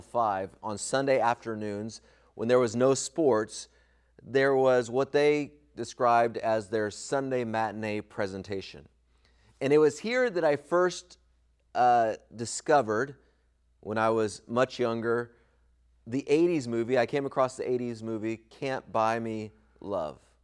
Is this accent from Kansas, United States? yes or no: no; Southern California, United States; When I was a kid growing up in Southern California